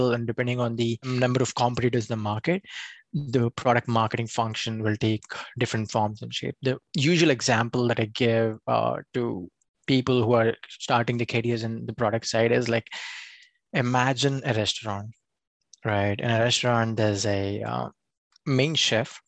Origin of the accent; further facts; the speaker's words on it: India; moved away as an adult; now in United States; I come from India